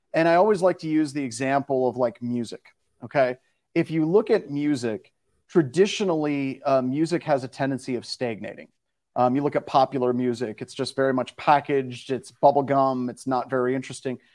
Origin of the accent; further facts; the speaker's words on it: Midwest, United States; I grew up in the Midwest.